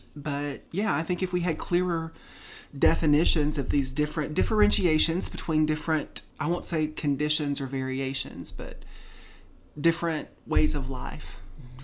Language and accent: English; Tennessee, United States; moved away as an adult; now in California, United States; We're both from Tennessee originally